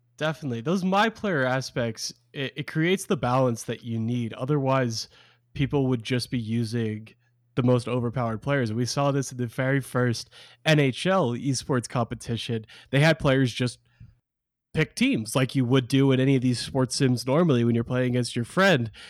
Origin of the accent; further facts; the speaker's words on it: Portland, Oregon, United States; Portland, my, my hometown